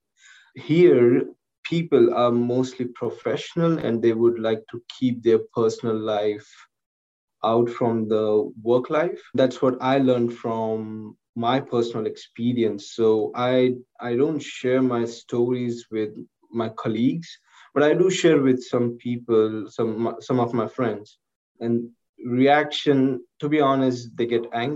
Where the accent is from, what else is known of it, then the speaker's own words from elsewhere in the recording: India; moved away as an adult; now in United States; it was not in my hand to get birth in India